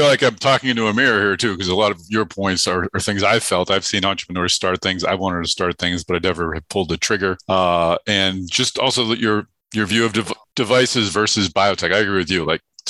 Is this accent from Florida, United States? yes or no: no; Boston, Massachusetts, United States; I grew up in Boston